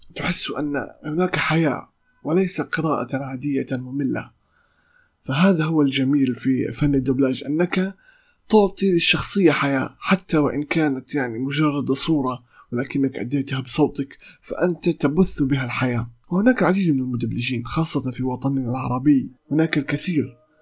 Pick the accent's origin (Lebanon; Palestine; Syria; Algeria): Palestine; accent: Palestinian; لهجتي أو لغتي آه، أو لهجتي الفلسطينية